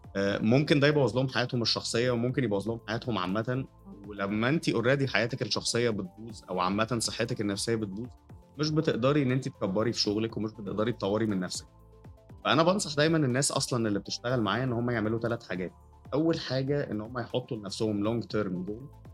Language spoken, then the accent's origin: Arabic; Cairo, Cairo Governorate, Egypt; also born or lived in Jeddah, Saudi Arabia; أنا اتولدت في القاهرة بس كنت بسافر كتير عشان والدي آه، كان بيشتغل أوقات شغله يعني كانت كتير أوي بتبقى بره مصر